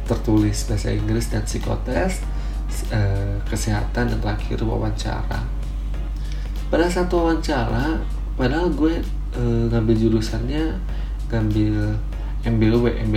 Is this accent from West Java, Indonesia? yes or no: yes; Bandung, West Java, Indonesia; Gue lahir di Bandung, gue asli orang Bandung gue anak pertama dari dua bersaudara